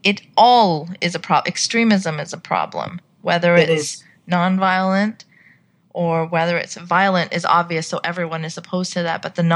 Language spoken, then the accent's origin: English; Saudi Arabia; But the thing is that as a Pakistani growing up in Saudi, we're kept quite separate from Saudis. Foreigners sometimes tend to live in compounds, as I did.